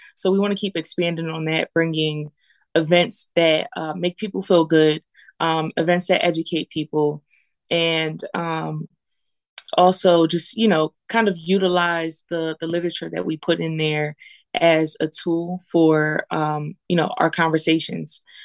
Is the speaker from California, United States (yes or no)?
no; Lancaster, Pennsylvania, United States; I went to McCaskey. Um, and I and I grew up in the Southeast